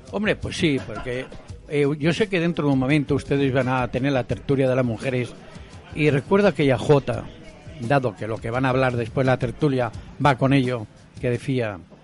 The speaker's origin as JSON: {"language": "Spanish", "region": "Aragon", "country": "Spain", "moved": "yes", "lives_now": "Alicante, Spain", "said": "yo soy maño"}